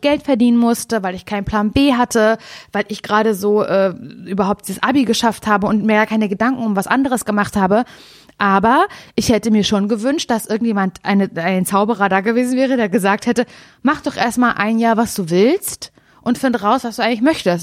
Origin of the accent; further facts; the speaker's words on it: Mecklenburg-Vorpommern, Germany; mein Herz schlägt ja für Norddeutschland, wie wir alle wissen, weil ich komme aus MacPom